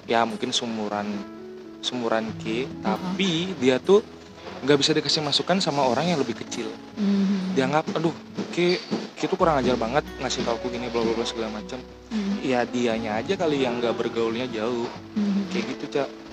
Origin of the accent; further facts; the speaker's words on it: Bali, Indonesia; aku orang Bali